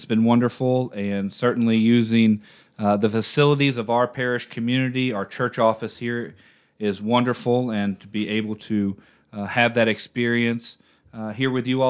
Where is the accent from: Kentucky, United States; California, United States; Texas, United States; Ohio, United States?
Kentucky, United States; Louisville; I grew up in the Orthodox Church. I'm originally from Louisville, Kentucky, or if you're a native, you say Louisville.